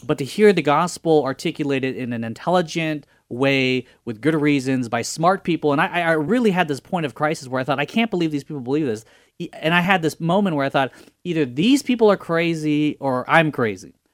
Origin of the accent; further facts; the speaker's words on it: Fresno, California, United States; I was born here in Fresno, California.